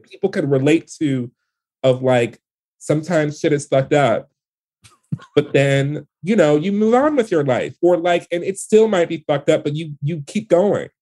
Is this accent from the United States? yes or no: yes; Detroit, Michigan, United States; the world that I grew up in in Detroit